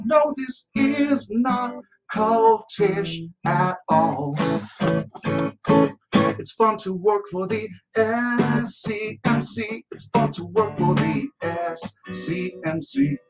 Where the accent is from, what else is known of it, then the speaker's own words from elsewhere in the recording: Buffalo, New York, United States; So I'm from Buffalo, and there's not that much to do. You go bowling.